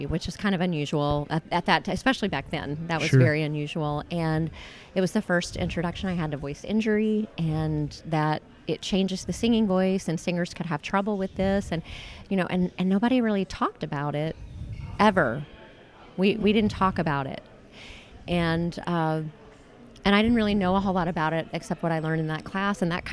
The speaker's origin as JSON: {"language": "English", "area": "a small town near Shreveport", "region": "Northwest Louisiana", "country": "United States", "tie": "born or raised there", "said": "I grew up in a very small town near Shreveport"}